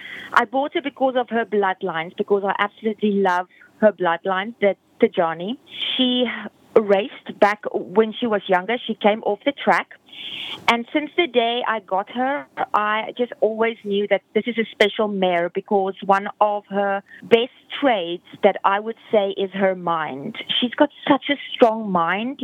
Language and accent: English; South Africa; moved away; I'm originally from South Africa